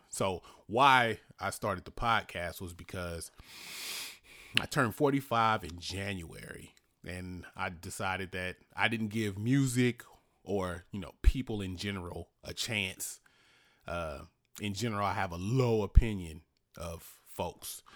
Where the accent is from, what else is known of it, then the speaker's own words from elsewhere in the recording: Richmond, California, United States; where I grew up in Easter Hill